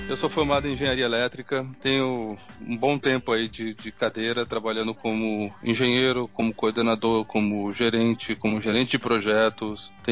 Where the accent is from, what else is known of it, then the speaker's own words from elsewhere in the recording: São Paulo, Brazil; born there; also born or lived in Campo Grande / Minas Gerais / Bauru; Morei, sou nascido em São Paulo, já morei em Campo Grande, no Mato Grosso do Sul. Voltei a morar em São Paulo, já morei em Minas Gerais, onde eu fiz faculdade.